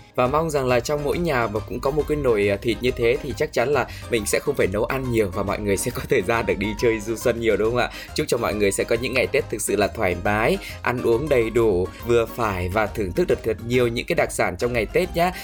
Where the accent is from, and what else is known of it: hometown in northern Vietnam, Vietnam; born or raised there